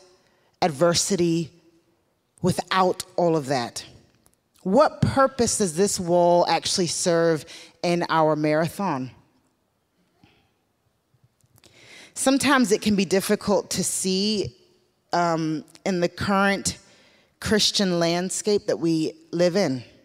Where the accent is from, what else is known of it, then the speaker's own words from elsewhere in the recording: the South, United States; growing up in the South in the black community